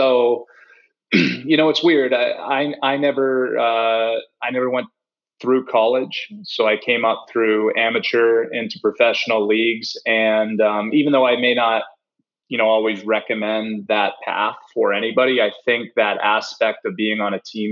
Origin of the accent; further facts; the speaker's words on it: Canada; moved away; also born or lived in Charlotte, North Carolina; I grew up in Canada